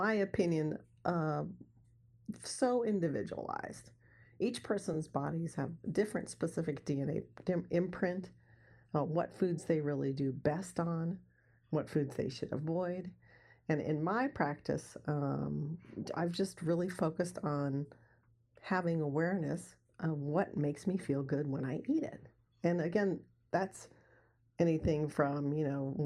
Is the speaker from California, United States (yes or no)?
yes; Santa Barbara, California, United States; I grew up in Santa Barbara, California, which is in Southern California, right on the beach